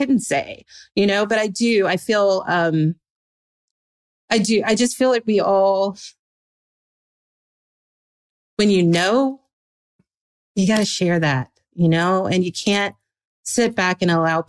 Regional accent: the South, United States; I was like this really annoying little Christian girl growing up in the South

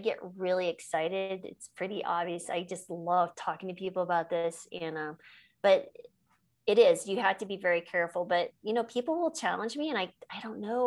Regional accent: New Mexico, United States; I grew up in New Mexico

